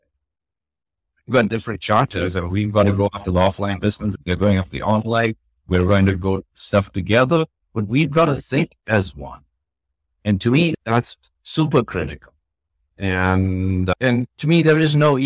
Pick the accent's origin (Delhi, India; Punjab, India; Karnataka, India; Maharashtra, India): Karnataka, India; Bangalore; also born or lived in United States; as a kid, growing up in Bangalore